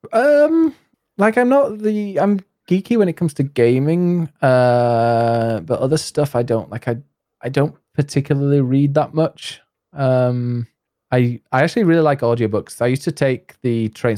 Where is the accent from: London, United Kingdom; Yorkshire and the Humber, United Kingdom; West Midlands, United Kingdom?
Yorkshire and the Humber, United Kingdom; north of England, near Leeds and York; accent: Yorkshire; I am from uh, the north of England, near Leeds